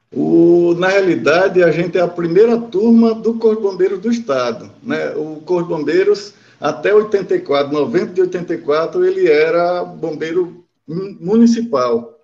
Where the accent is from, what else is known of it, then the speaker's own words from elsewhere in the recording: Aracaju, Sergipe, Brazil; eu sou nascido em Aracaju